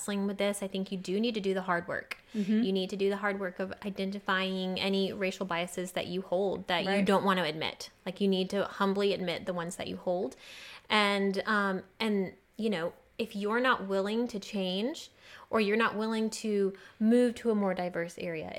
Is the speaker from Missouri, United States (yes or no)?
no; Georgia, United States; I'm from Georgia.